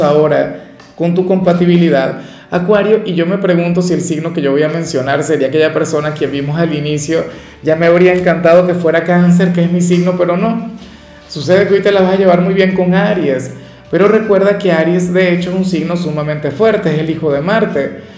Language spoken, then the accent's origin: Spanish; Venezuela; a mí en mi país no me seguía casi nadie